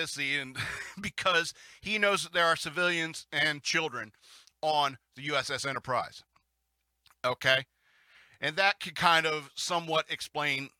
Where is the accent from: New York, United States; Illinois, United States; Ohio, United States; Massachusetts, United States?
New York, United States; Lake Placid; growing up in Lake Placid, New York